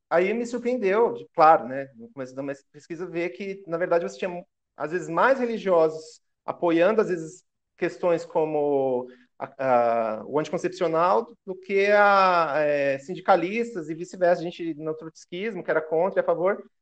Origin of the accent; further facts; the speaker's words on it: Guarulhos, São Paulo, Brazil; Eu nasci aqui em Guarulhos, São Paulo.